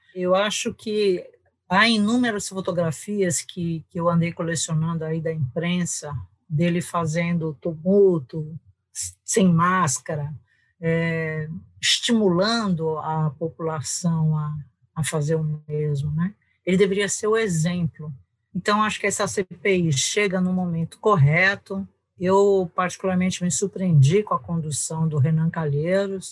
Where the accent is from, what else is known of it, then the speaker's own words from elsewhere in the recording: São Paulo, Brazil; moved away as an adult; also born or lived in England; now in Cuiabá, Brazil; paulistana da Gema, do Butantã, sou, sou de São Paulo